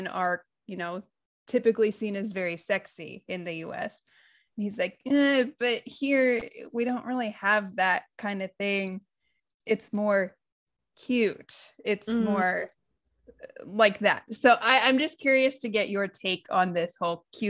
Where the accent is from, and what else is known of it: United States